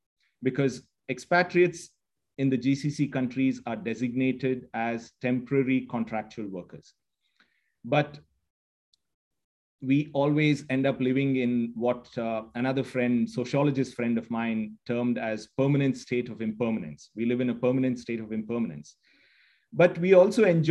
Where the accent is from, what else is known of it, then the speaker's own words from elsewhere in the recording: India; moved away as an adult; now in United Arab Emirates; I'm Indian at heart, but an Emirati in the mind.